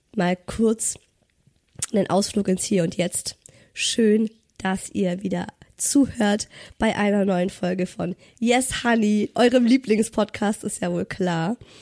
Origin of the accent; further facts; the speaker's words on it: Ulm, Baden-Württemberg, Germany; moved away; ich komme ja ursprünglich aus Ulm